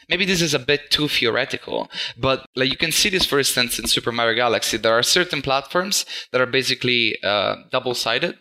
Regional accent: Italy; moved away as an adult; also born or lived in Netherlands; I'm actually from Italy, but I've mm-hmm. moved to the Netherlands uh, four to five years ago

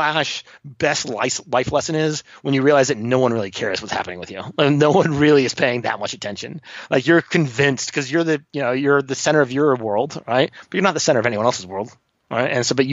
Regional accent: Florida, United States; moved away; also born or lived in Sydney, Australia / New Zealand / Mexico; I grew up on a boat down here in Florida

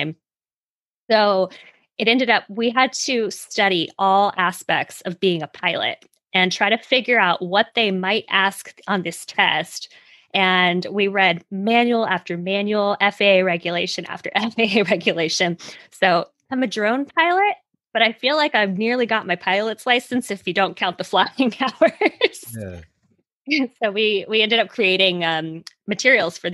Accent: Hawaii, United States; moved away as an adult; also born or lived in Silicon Valley, California / Manhattan, New York; Growing up in Hawaii, you can't go anywhere else if you don't get on a plane.

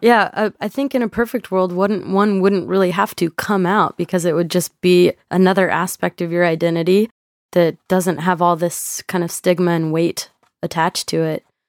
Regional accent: Texas, United States; I'm from Texas

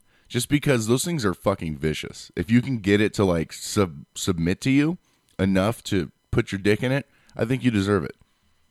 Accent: San Diego, California, United States; I'm from San Diego

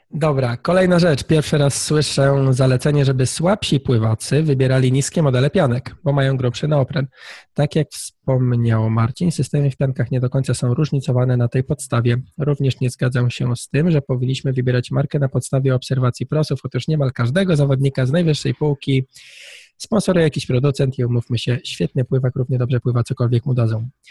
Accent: Tricity, Pomeranian Voivodeship, Poland; ja jestem z, z Trójmiasta

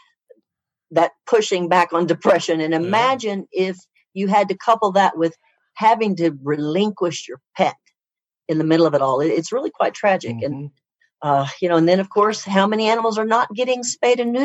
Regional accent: Oklahoma, United States; I'm from Oklahoma, and I went to vet school at Oklahoma State University

